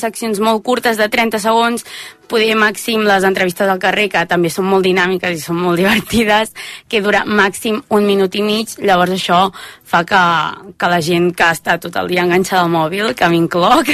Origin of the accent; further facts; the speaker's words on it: Manresa, Catalonia, Spain; accent: Central Catalan; jo sóc de Manresa